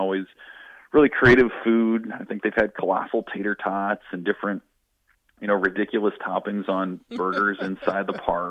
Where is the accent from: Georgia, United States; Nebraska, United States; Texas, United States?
Nebraska, United States; Lincoln; now in Omaha, United States; So I grew up in Lincoln.